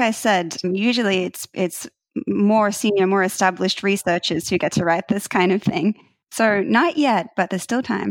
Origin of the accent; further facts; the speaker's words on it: Australia; moved away as an adult; now in United States; I'm originally from Australia